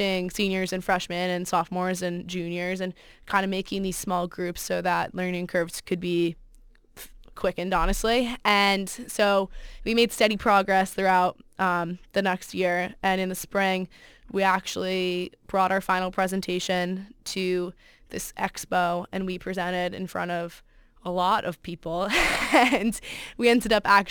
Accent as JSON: {"language": "English", "town": "Fairfield", "region": "Connecticut", "country": "United States", "said": "I'm from Fairfield, Connecticut"}